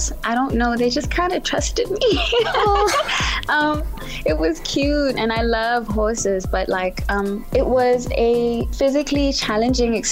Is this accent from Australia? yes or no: no; South Africa; As a South African, it means that my culture as a Zulu girl